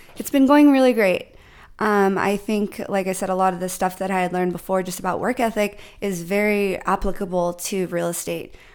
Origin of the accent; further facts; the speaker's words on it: San Diego, California, United States; also born or lived in New York; I am from New York. My parents uh, got married, came here to San Diego with me and my siblings, but I grew up here